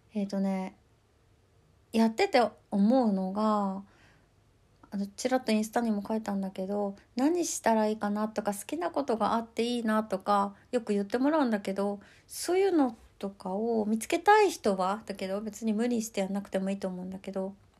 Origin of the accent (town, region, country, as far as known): Hokkaido, Japan; accent: Hokkaido dialect; moved away